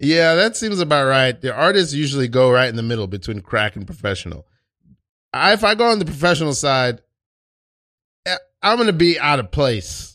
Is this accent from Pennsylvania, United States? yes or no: no; New York City, New York, United States; I'm Haitian. I'm from Brooklyn, New York, and East New York